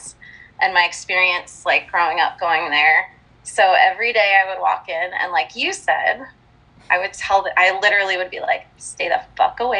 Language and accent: English; New Jersey, United States; So I grew up in North Jersey